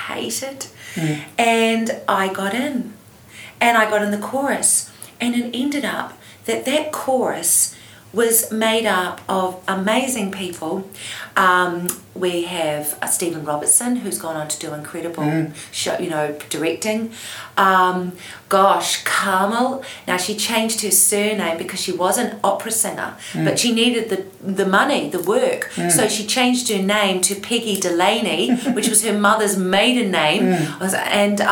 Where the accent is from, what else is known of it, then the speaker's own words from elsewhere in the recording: Christchurch, Canterbury, New Zealand; I grew up in Christchurch